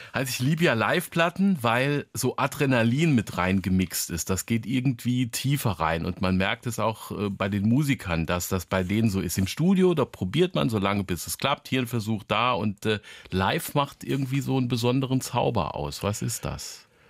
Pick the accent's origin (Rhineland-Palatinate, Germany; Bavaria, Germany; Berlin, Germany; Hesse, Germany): Rhineland-Palatinate, Germany; Zweibrücken; meiner Heimatstadt Zweibrücken